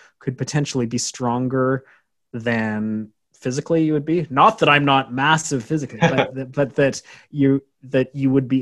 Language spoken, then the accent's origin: English; Canada; I'm from Canada